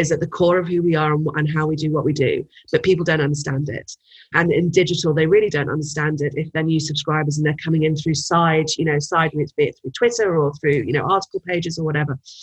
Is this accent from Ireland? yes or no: no; United Kingdom; moved away as an adult; now in United States; as a as a Brit coming to the US